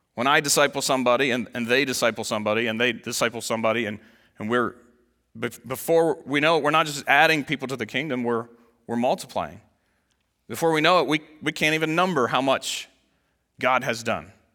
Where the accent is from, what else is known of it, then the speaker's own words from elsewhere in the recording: United States; as an American Christian